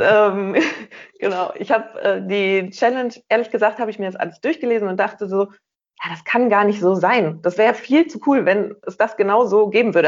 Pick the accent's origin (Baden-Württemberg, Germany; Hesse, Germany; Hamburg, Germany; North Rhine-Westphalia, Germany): North Rhine-Westphalia, Germany; Rheinberg; weil ich vom Niederrhein komme, aus einem kleinen Dörfchen namens Rheinberg